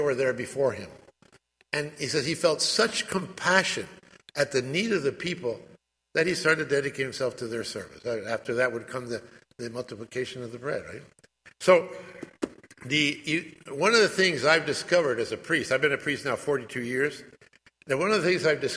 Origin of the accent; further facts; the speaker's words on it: Winston-Salem, North Carolina, United States; also born or lived in Spain; now in Atlanta, United States; I was born actually here in Winston-Salem, North Carolina, so I hail from North Carolina